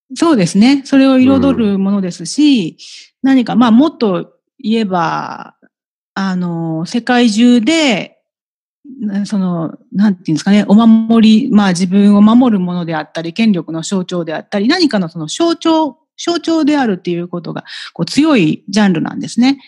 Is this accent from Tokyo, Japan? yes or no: yes; Tokyo, Japan; also born or lived in Shinagawa, Tokyo; 世田谷区で育ちました